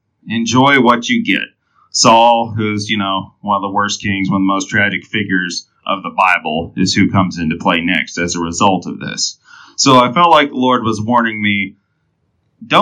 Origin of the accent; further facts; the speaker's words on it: Enterprise, Alabama, United States; I was born in Enterprise, Alabama